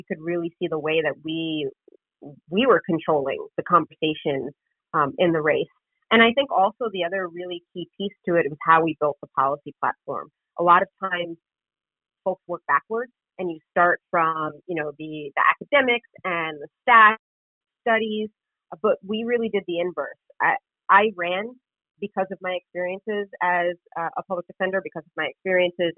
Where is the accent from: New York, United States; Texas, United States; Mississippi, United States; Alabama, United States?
New York, United States; New York City; was born and raised in Queens. I live in Queens